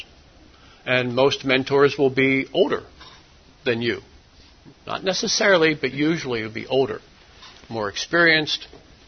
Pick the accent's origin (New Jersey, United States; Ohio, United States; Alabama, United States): New Jersey, United States; moved away as an adult; also born or lived in Pennsylvania / Thailand; the pretty large Methodist church that I grew up in South Jersey